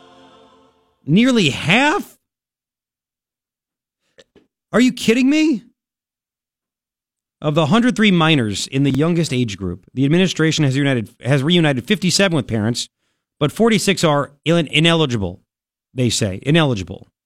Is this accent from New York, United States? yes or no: yes; Long Island, New York, United States; now in Tucson, United States; I grew up in Long Island where kids would say, you know, I'm Italian.